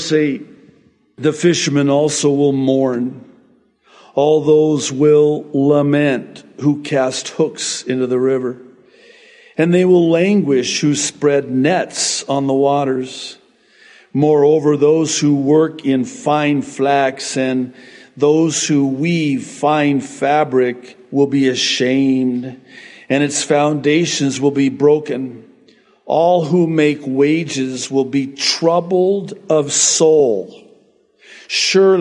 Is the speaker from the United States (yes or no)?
yes; United States; I'm from America